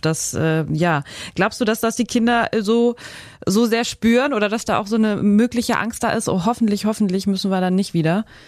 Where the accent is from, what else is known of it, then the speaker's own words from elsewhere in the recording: Schleswig-Holstein, Germany; hier bei uns in Schleswig-Holstein